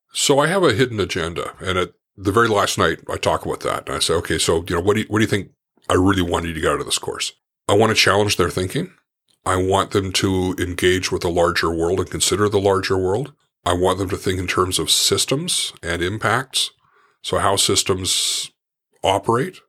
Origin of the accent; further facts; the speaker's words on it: Port Moody, British Columbia, Canada; I grew up in Port Moody, rel, it was a small town then.